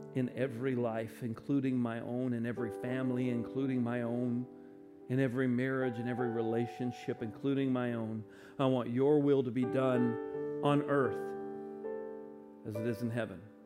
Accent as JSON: {"language": "English", "country": "United States", "said": "as an American"}